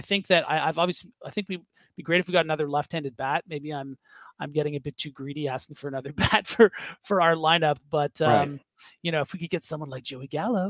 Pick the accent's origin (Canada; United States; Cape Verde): Canada; Toronto, Ontario; moved away as an adult; now in Montreal, Canada; Well, I'm from Toronto. Yeah. But I've lived here the last couple of years.